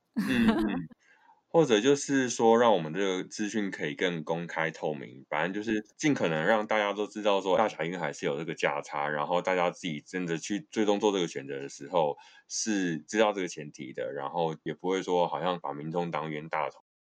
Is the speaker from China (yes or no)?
no; Taiwan; 我们台湾人就很爱买保险